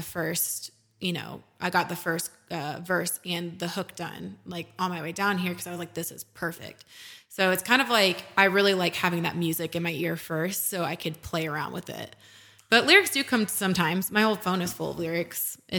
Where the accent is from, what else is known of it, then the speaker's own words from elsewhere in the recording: Texas, United States; Just growing up in Texas, like I, and also not to mention Texas A&M games are fun.